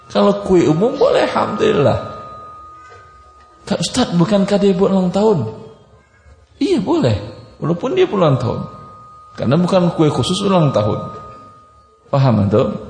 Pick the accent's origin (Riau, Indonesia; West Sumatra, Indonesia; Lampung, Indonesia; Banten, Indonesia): West Sumatra, Indonesia; Padang; Saya orang Padang. Tahu saya tabiat sebagian pedagang orang Padang.